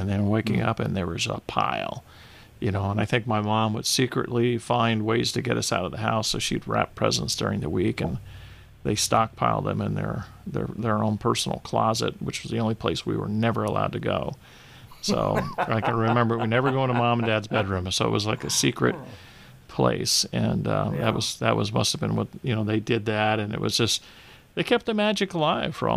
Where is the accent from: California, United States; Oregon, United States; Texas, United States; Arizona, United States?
Arizona, United States; Phoenix; moved away; grew up in Phoenix, and I grew up in a family of 7 kids.